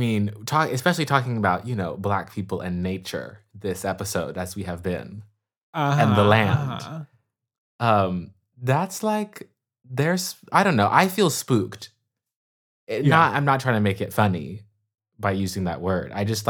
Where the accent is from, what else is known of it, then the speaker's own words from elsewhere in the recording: California, United States; I guess I'm a Californian through and through.